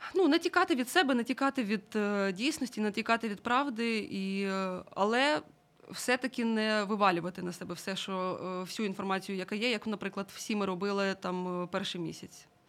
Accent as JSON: {"language": "Ukrainian", "town": "Mariupol", "region": "Donetsk Oblast", "country": "Ukraine", "tie": "born or raised there", "moved": "yes", "said": "я сама з Маріуполя"}